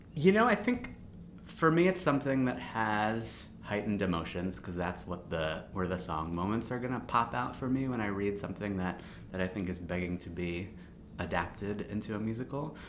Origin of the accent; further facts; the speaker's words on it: Baltimore, Maryland, United States; I grew up in Baltimore